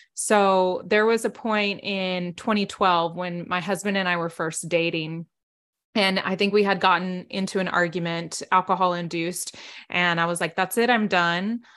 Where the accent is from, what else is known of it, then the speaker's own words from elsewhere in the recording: South Texas, United States; I grew up in South Texas